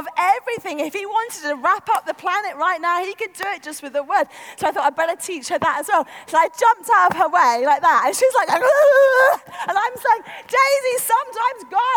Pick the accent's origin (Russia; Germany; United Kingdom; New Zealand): United Kingdom; London; I come from North London